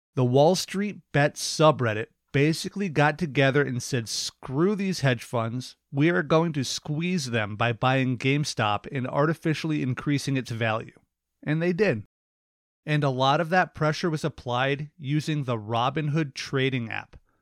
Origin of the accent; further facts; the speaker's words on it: United States; Americans, we are encouraged to vote.